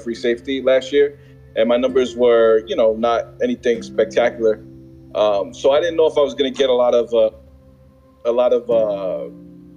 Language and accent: English; New York City, New York, United States; Born and raised in the Bronx